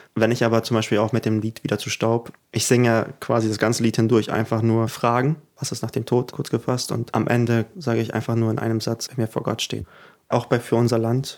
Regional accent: Germany; first language German; also born or lived in Ukraine; Und da ja Deutsch auch meine Muttersprache geworden ist, weil ich ja doch die meiste Kindheit hier verbracht habe

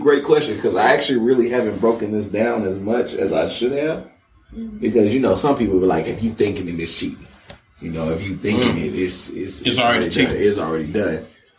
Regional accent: the South, United States; I'm from the South, but that's that South with the F.

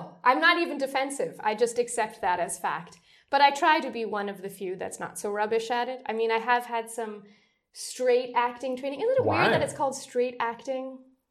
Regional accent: New York, United States; moved away as an adult; now in Berlin, Germany; Let's do the short version. I'm an opera singer. I'm from New York, USA, and I've lived in Berlin, Germany for almost 6 years.

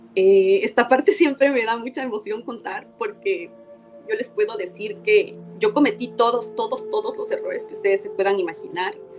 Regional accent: Ecuador; las personas en mi país

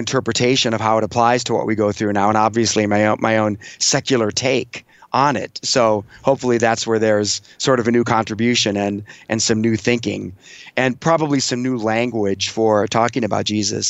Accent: United States; I grew up in the United States of America

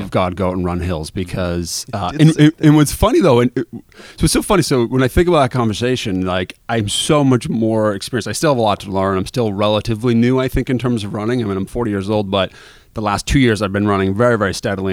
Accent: Quincy, Massachusetts, United States; I grew up in Quincy, which is, mm-hmm. you know, 10 miles from the starting line

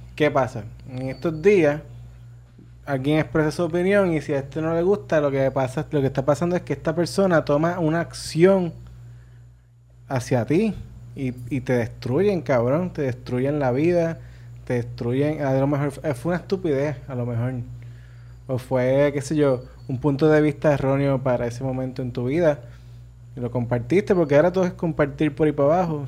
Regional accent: Arecibo, Puerto Rico; yo soy de Arecibo

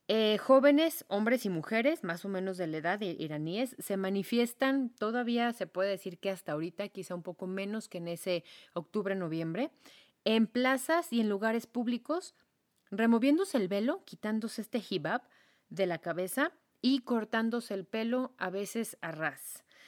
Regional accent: Mexico; soy mexicana y soy mm, semiblanca

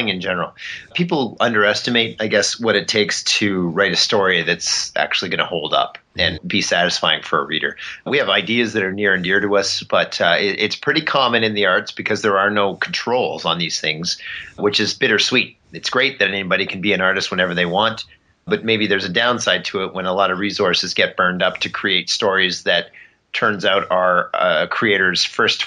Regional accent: Canada; As a Canadian kid growing up

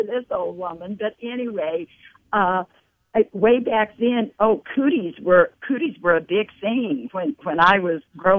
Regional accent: Southern California, United States; now in Greeley, United States; I grew up in Southern California. So glad I don't live there now.

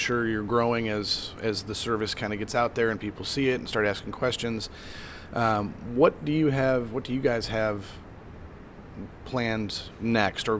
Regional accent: Midwest, United States; I grew up in the Midwest

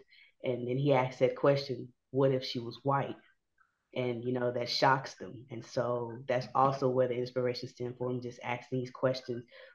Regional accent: Houston, Texas, United States; I'm from Fifth Ward

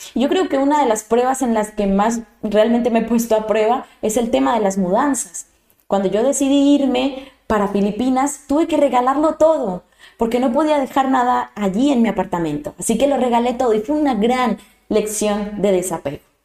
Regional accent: Colombia; moved away; Yo soy colombiana de nacimiento eh, y adoro mi tierra

